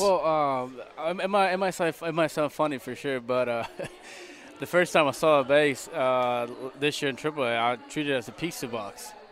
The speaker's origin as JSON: {"language": "English", "country": "Puerto Rico", "second_language": "English", "moved": "as an adult", "lives_now": "Oakland, United States", "said": "I'm from Puerto Rico"}